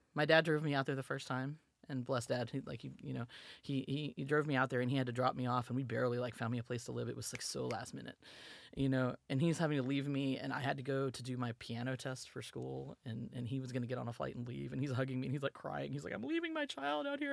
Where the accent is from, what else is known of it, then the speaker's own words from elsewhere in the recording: Pelham, Alabama, United States; moved away as an adult; also born or lived in Tempe, Arizona; now in Washington, DC area, United States; it's a little town called Pelham. Um, and I grew up there